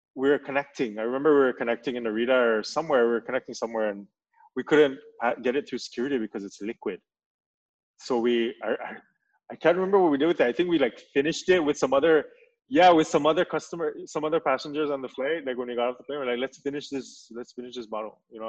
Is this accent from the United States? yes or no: no; Saipan, Northern Mariana Islands; I'm from Saipan